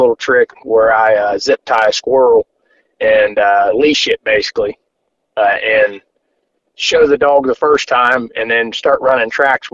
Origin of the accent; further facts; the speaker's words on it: Cincinnati, Ohio, United States; I'm from Cincinnati, Ohio, a little northeast, about 20 miles northeast of Cincinnati.